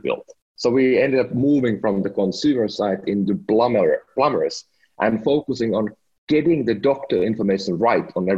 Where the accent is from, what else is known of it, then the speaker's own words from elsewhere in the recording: Finland; moved away as an adult; now in United States; I'm from Finland. Last week I became a proud American citizen